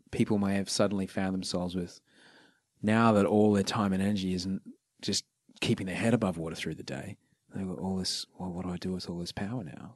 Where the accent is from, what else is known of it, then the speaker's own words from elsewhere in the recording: Brisbane, Queensland, Australia; also born or lived in Sydney; I grew up in Brisbane